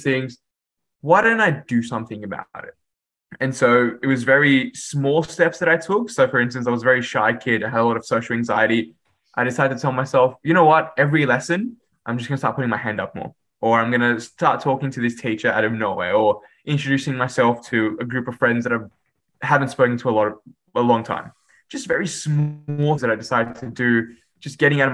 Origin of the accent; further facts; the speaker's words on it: Sydney, New South Wales, Australia; English is a second language; also born or lived in Dhaka, Bangladesh; my schooling and upbringing was in Western Sydney